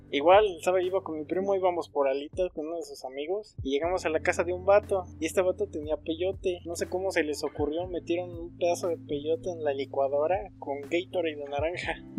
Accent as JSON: {"language": "Spanish", "country": "Mexico", "said": "como mexicanos"}